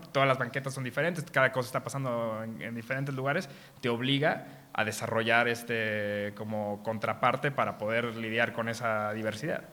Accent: Mexico; como mexicanos nacimos con varias carencias

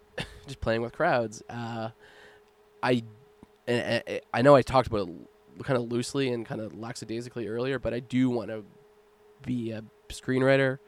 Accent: Nova Scotia, Canada; moved away as an adult; now in Victoria, Canada; growing up in Nova Scotia

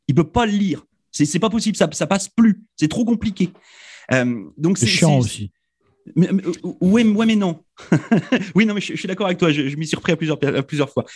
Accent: France; nous, en tant que Français

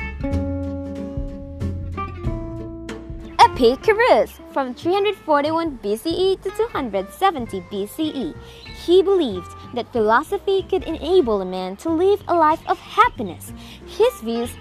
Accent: Philippines; I am from the Philippines.

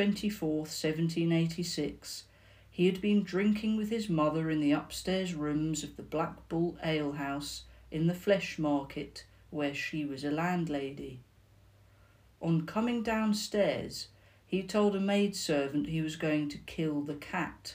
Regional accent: the South of England, United Kingdom; accent: Southern; my accent because I'm Southern

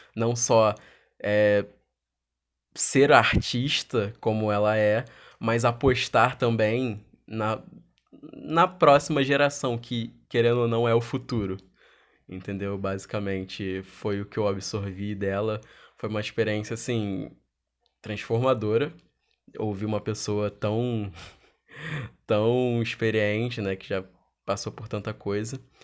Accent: Rio de Janeiro, Brazil; sou do Rio de Janeiro

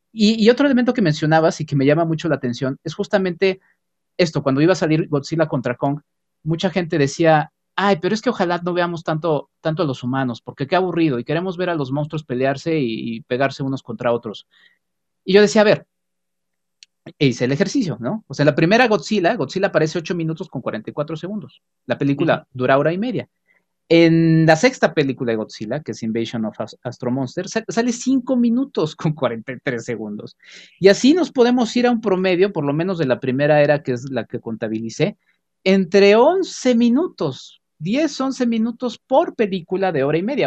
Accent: Mexico; como mexicanos

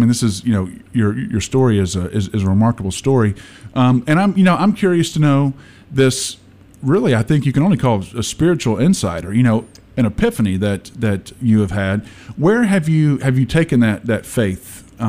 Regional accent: Mississippi, United States; I'm from Mississippi too

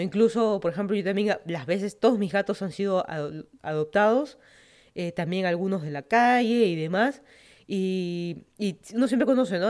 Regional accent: Lima, Peru; moved away as an adult; also born or lived in Miami, United States / Virginia, United States; now in Fairfax County, Virginia, United States; yo soy de Lima, Perú. Me mudé a Estados Unidos hace casi van a ser ya un par de meses o varios meses, siete años

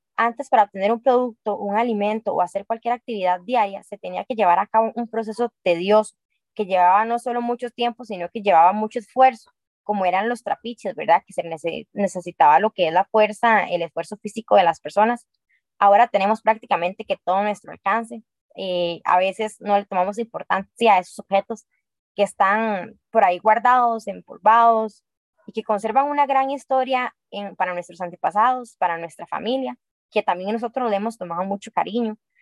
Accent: Costa Rica; nuestra linda Costa Rica

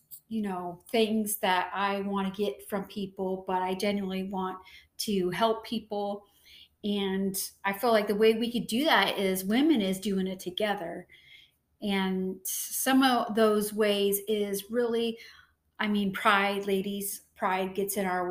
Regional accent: San Diego, California, United States; I born and raised in San Diego

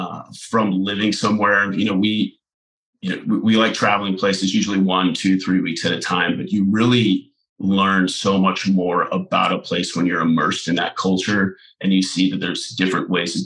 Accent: Houston, Texas, United States; moved away as an adult; also born or lived in Waco, Texas / Pensacola, Florida / Central Valley, California / Tokyo, Japan; Yeah, so originally from Houston, Texas, born and raised there.

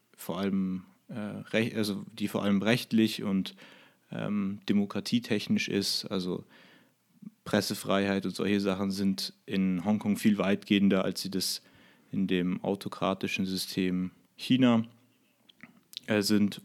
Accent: Germany; als Deutscher

